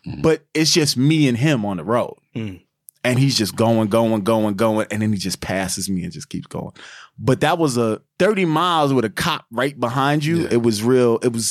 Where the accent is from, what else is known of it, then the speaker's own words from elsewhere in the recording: New York, United States; I'm from New York.